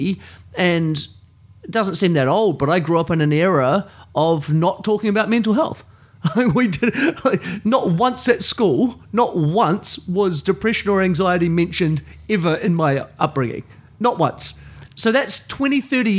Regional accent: New Zealand; I grew up in New Zealand, in a place of privilege

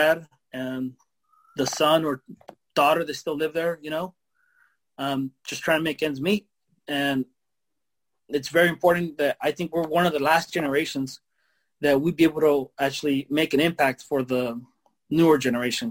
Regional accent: Mexico; now in United States; I'm from Mexico. And we didn't get those opportunities there

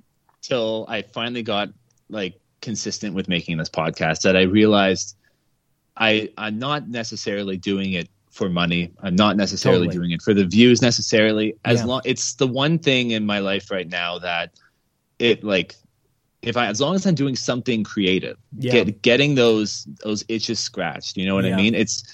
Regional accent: Mississauga, Ontario, Canada; I grew up in Mississauga, actually, just outside of Toronto.

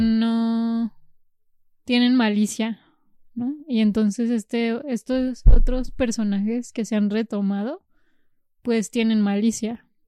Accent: Jalisco, Mexico; moved away; also born or lived in Zacatecas; nací en Zacatecas por eh, la limitación de servicios de salud en la región. Y porque está más cerca Zacatecas que Guadalajara, de mi región

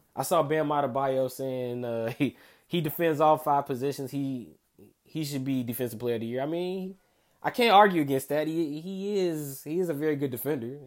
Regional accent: Chicago, Illinois, United States; coming to you from my hometown of Chicago, Illinois

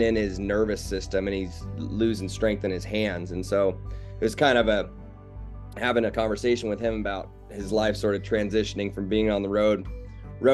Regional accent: Cody, Wyoming, United States; also born or lived in Casper, Wyoming; I was born in Casper, but I've been a Cody. I call myself a Cody native because I moved to Cody when I was less than a year old. And grew up in Cody

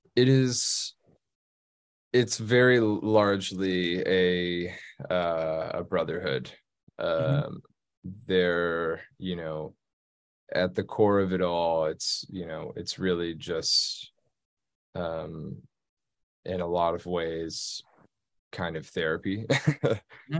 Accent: Texas, United States; moved away as an adult; being from Texas, growing up in Texas.

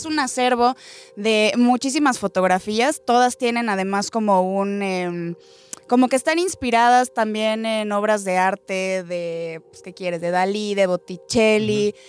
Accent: Mexico; como muy importante para nosotros como mexicanos

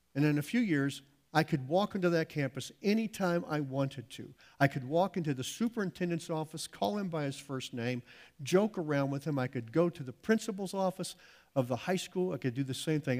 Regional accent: United States; we as American Christians

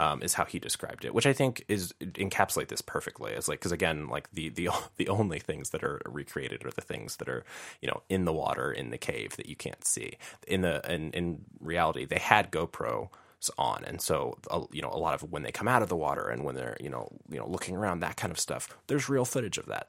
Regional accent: Chicago, Illinois, United States; I'm from Chicago, Illinois

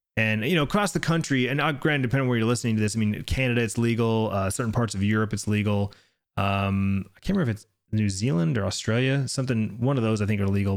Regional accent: Arizona, United States; here in my home state

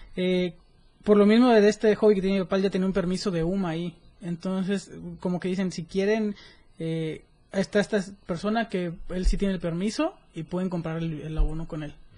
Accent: Mexico; en el 2019 fui delegado mexicano del Youth Congress for Sustainable Americas

